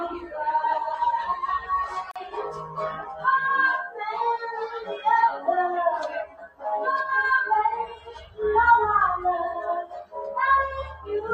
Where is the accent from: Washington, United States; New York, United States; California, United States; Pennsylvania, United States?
Pennsylvania, United States; Philadelphia; I'm from Philly-ish